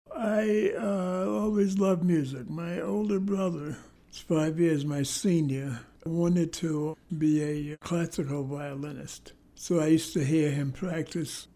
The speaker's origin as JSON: {"language": "English", "town": "New York City", "region": "New York", "country": "United States", "tie": "born or raised there", "said": "I was born in Harlem"}